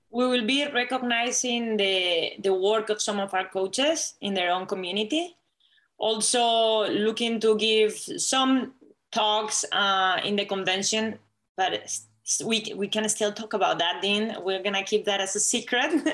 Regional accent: Spain; English is a second language; moved away as an adult; now in United States; I'm not Latina because I'm from Spain.

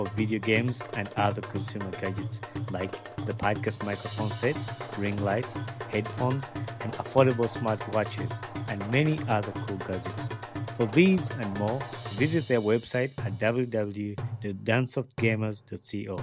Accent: Wakiso, Central Region, Uganda; I'm from Uganda too. I'm from Wakiso. So that's where I was born and raised.

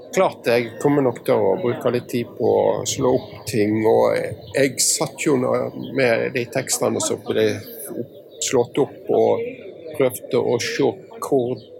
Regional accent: Western Norway, Norway; Jeg er vestlending av en litt varierende avstamning.

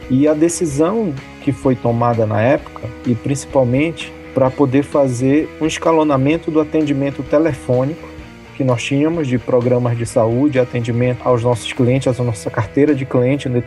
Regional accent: Pará, Brazil; also born or lived in abroad; sou paraense, um paraense que já rodou o mundo aí. Já morei 11 anos fora do Brasil e em mais de 12 países.

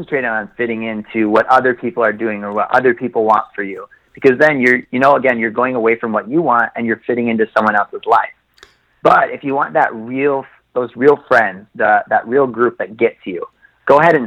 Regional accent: Oshkosh, Wisconsin, United States; I grew up in Oshkosh, Wisconsin

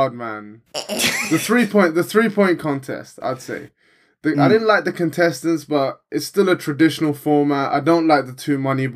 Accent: England, United Kingdom

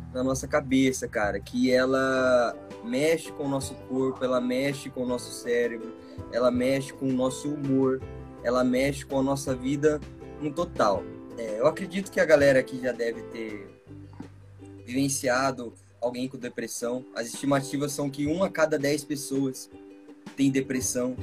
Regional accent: Bauru, São Paulo, Brazil; sou de Bauru, sou de Bauru, São Paulo, moro aqui há mais de 20 anos já.

